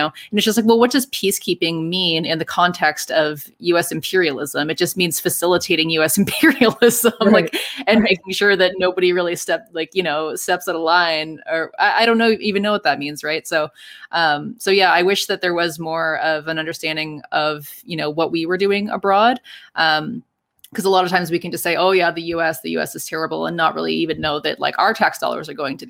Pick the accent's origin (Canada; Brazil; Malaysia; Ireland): Canada; Well, speaking as a Canadian, I also wish that Canadians were doing a lot more